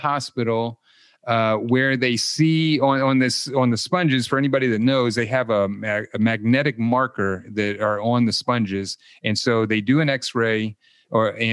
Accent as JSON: {"language": "English", "region": "Ohio", "country": "United States", "moved": "yes", "said": "I'm originally from Ohio, so I'm not too far away."}